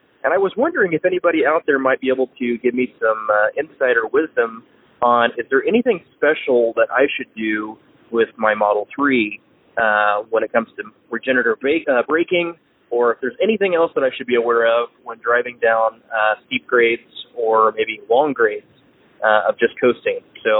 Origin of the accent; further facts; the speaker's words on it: Indiana, United States; I'm from the Midwest. We're from Indiana. So I'm used to very flat ground.